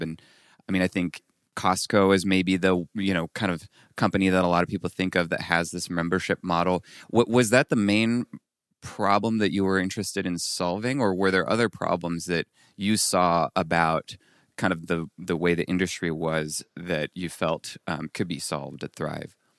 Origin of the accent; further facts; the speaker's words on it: France; moved away as an adult; also born or lived in Colorado Springs; I came from, I grew up in France